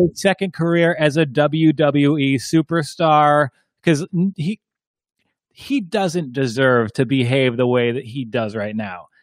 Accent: Ireland; I'm, I'm Irish

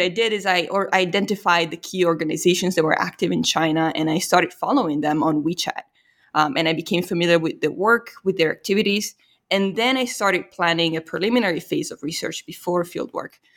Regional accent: Italy; moved away; I'm from Italy

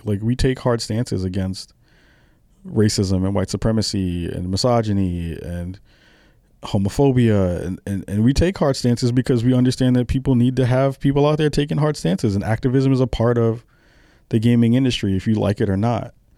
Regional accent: New York, United States; I'm a kid from the, the early, I'm sorry, the late seventies who was born and raised in New York

